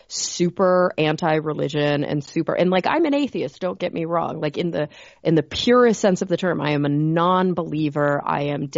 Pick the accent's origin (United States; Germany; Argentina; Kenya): United States; Texas; we're from Texas